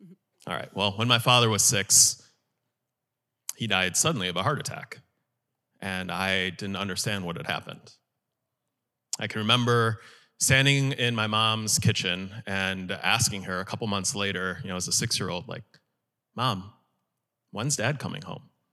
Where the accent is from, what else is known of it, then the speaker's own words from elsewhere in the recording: Chicago suburbs, Illinois, United States; moved away as an adult; I moved from the Chicago suburbs down here to be a student